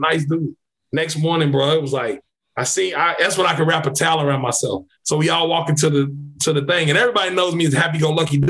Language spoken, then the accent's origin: English; Kentucky, United States; I'm from Kentucky.